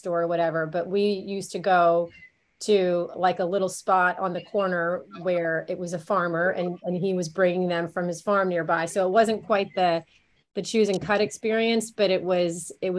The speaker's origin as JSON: {"language": "English", "region": "Maryland", "country": "United States", "tie": "born or raised there", "said": "I grew up in Maryland"}